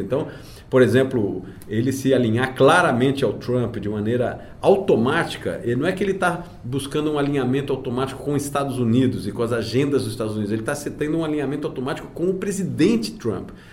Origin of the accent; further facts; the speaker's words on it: Brazil; como brasileiro